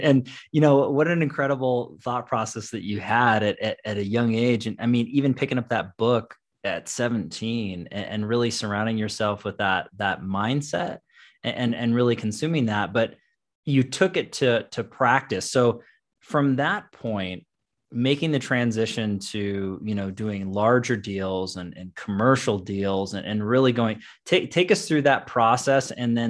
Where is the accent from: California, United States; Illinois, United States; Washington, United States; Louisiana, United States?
Washington, United States; Issaquah; also born or lived in Lake Stevens, Washington; now in Colorado, United States; I was actually born and raised, and I grew up in Issaquah and Lake Stevens, Washington. So I'm very familiar with the Northwest.